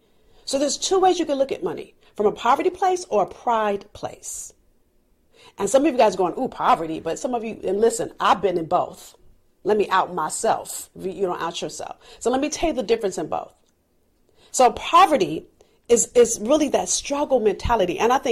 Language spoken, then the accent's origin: English; California, United States; I'm from California. I don't know how to drive in the snow.